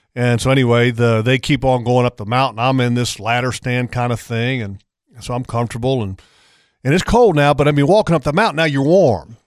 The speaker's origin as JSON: {"language": "English", "town": "Sterling Park", "region": "Virginia", "country": "United States", "tie": "born or raised there", "said": "I was born in Northern Virginia, in a town I grew up in, it was called Sterling Park."}